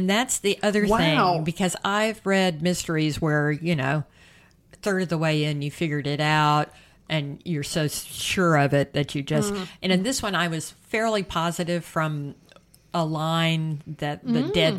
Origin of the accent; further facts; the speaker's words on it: South Carolina, United States; it takes place in South Carolina, my home state, in the 1920s.